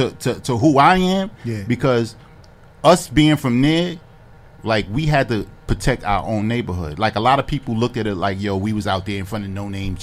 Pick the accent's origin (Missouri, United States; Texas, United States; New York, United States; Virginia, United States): New York, United States; New York City; I'm from Queens. I'm a DJ from Queens.